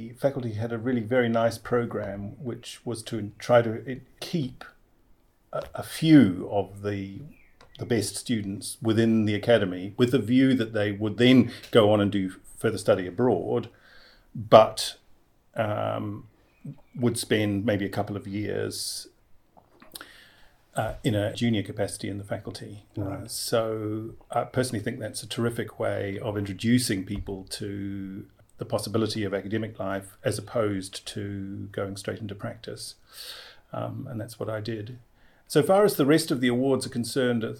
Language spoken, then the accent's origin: English; Christchurch, Canterbury, New Zealand; born or raised there; moved away as an adult; also born or lived in England; now in Wellington, New Zealand